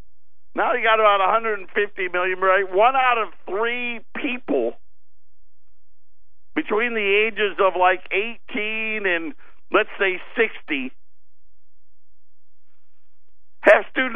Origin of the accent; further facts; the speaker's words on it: Syracuse, New York, United States; I was born and raised in Syracuse